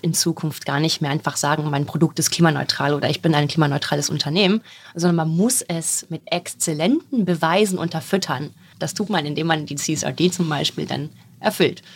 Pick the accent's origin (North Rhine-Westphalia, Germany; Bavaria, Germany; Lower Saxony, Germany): Lower Saxony, Germany; a small village in southern; Ich komme von so einem kleinen Dorf in Südniedersachsen